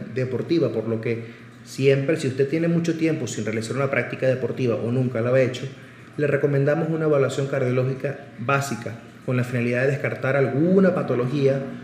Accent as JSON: {"language": "Spanish", "town": "Caracas", "region": "Capital District", "country": "Venezuela", "tie": "born or raised there", "also_born_or_lived": "Barcelona, Spain", "moved": "as an adult", "lives_now": "Puebla, Mexico", "said": "Nací en Caracas, Venezuela y me formé como médico general y cardiólogo también en mi país"}